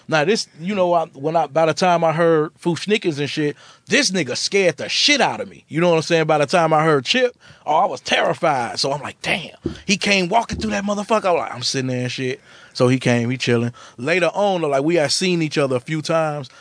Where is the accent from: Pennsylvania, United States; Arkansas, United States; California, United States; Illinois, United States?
Illinois, United States; Chicago; I'm from Chicago.